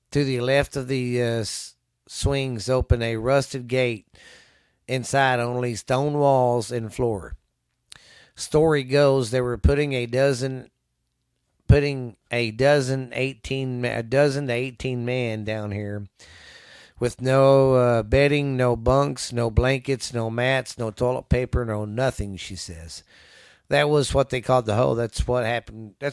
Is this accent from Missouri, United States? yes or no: yes; Missouri, United States; I'm from Missouri, and this is a this is a cave state.